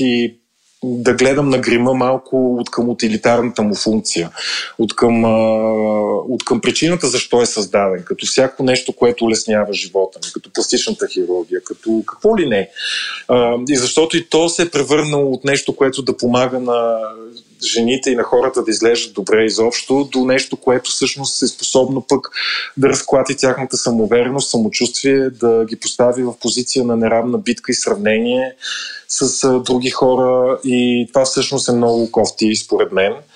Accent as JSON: {"language": "Bulgarian", "town": "Kyustendil", "region": "Kyustendil Province", "country": "Bulgaria", "tie": "born or raised there", "said": "в моя роден град Кюстендил"}